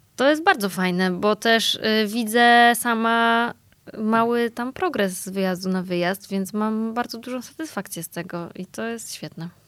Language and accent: Polish; Poland; ja się urodziłam i wychowałam w takim typowo polskim domu